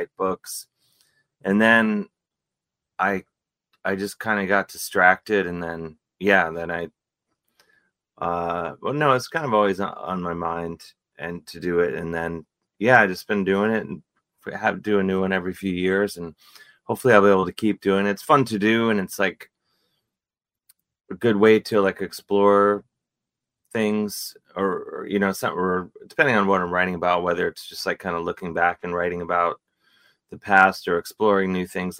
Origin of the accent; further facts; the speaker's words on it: Cleveland, Ohio, United States; growing up in Cleveland